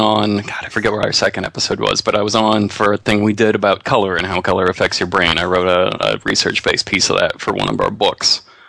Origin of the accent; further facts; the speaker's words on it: Portland, United States; also born or lived in Santa Monica; I lived down there for a few years to do in-office stuff, but I'm from Portland, and my wife has jobs and contacts here, so we moved back.